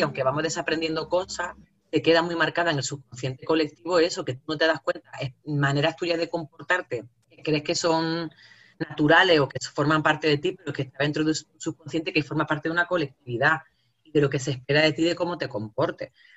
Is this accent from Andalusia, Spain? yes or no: yes; Jaén, Andalusia, Spain; accent: jienense; moved away; also born or lived in El Salvador; se reían y se siguen riendo de mi acento, eh, que mi acento equivale a lo paleto, a lo cazurro, a un alfabeto, que soy de Jaén